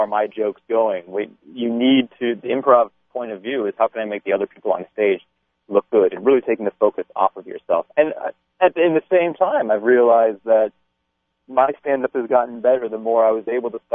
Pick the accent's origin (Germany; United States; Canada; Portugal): United States; Chicago, Illinois; I'm from Chicago, and so I grew up in Second City